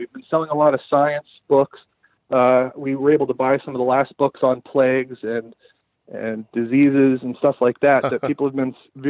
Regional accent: New York City, New York, United States; I was born in New York in Staten Island

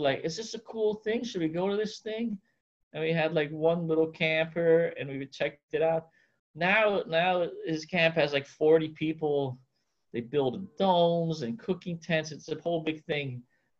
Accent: New York City, New York, United States; moved away as an adult; I grew up, in the middle of Manhattan, and concrete

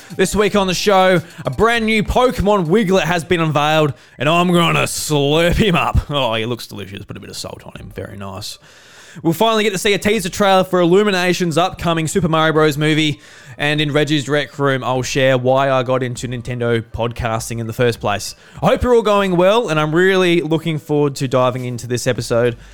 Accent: Australia; I'm Australian

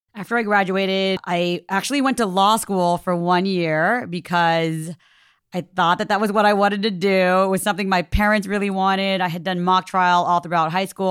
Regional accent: Orange County, Southern California, United States; I grew up in Orange County in Southern California in the Little Saigon area

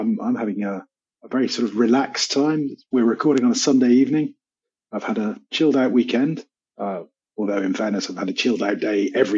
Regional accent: United Kingdom; now in Cyprus; I'm a Brit. I'm a confused Brit, so I'm part Scottish, part Irish, part Welsh, and part Cornish

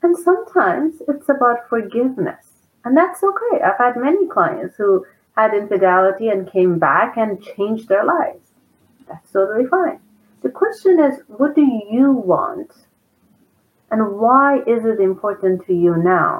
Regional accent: Iran; now in Southern California, United States; I'm from Iran, and Iran is controlled by a very horribly cruel dictatorship

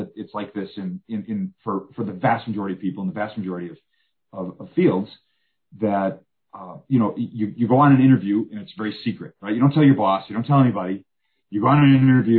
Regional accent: Birmingham, Michigan, United States; moved away as an adult; also born or lived in Macomb, Michigan; now in Houston, United States; the church I grew up at, Redeemer Lutheran in Birmingham

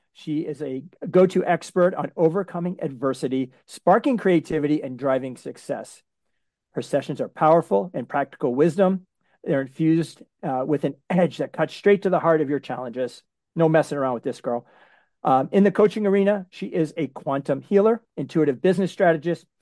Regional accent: Framingham, Massachusetts, United States; I grew up in Framingham, Massachusetts.

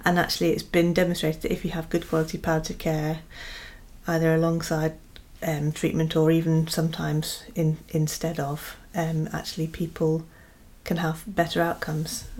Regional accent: United Kingdom; we're British

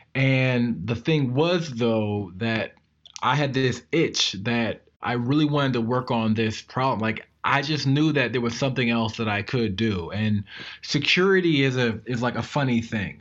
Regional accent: Maryland, United States; I am from Maryland

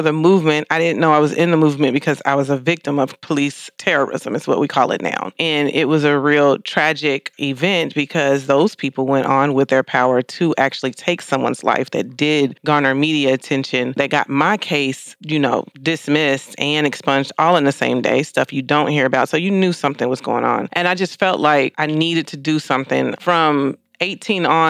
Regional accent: Louisville, Kentucky, United States; moved away; also born or lived in Indianapolis, Indiana; I'm originally from Indianapolis, but I've lived majority of my life in Louisville

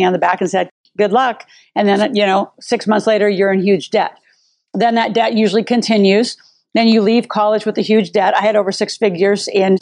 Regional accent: Nebraska, United States; I grew up in Nebraska

